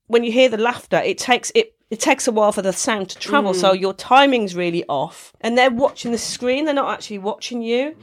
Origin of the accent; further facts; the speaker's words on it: Wolverhampton, West Midlands, United Kingdom; accent: Black Country; in Wolverhampton, to my hometown